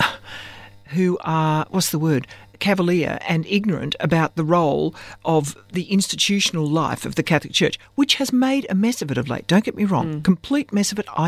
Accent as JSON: {"language": "English", "country": "Australia", "said": "I'm essentially an Australian woman"}